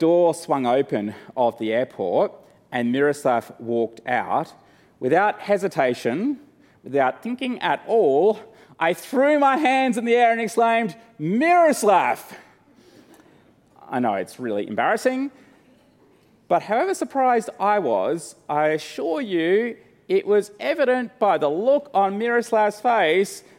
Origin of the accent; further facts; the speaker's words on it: Australia; I'm from Australia, but I'm an Antipodean